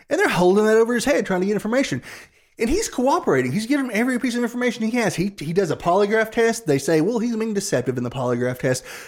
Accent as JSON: {"language": "English", "region": "Appalachia", "country": "United States", "said": "we're from Appalachia South. We are not from the Low Country"}